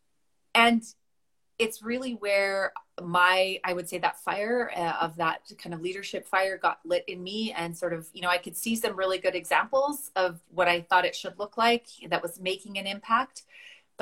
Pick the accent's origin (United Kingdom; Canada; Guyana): Canada; Westlock, Alberta; I grew up on a farm north of Westlock